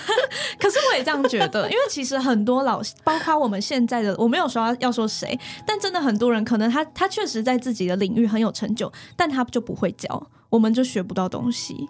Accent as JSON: {"language": "Chinese", "region": "Miaoli County", "country": "Taiwan", "said": "我们是苗栗人"}